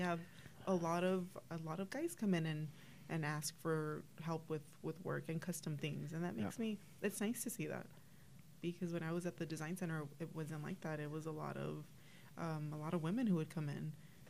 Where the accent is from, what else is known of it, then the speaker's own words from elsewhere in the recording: Los Angeles, California, United States; now in Whittier, United States; So I grew up in Boyle Heights in LA.